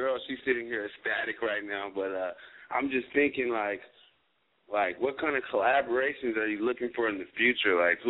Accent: Las Vegas, Nevada, United States; now in San Diego, United States; Actually, right now I'm in Las Vegas, but, you know, I live in San Diego. I'm from Vegas, though.

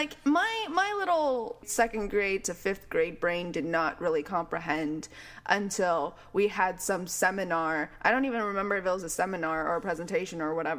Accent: Walnut, California, United States; I grew up in Walnut, California

